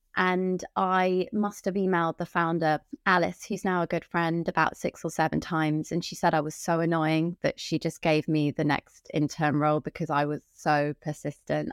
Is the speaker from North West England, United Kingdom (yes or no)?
no; Wiltshire, South West England, United Kingdom; also born or lived in Camden, London; now in London, United Kingdom; I'm from Wiltshire originally